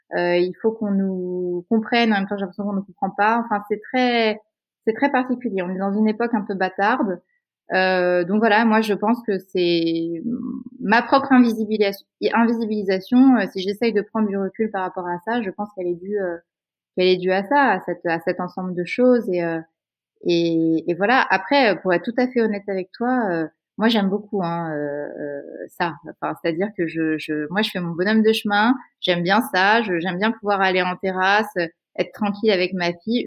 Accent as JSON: {"language": "French", "country": "France", "tie": "born or raised there", "said": "je suis née en France"}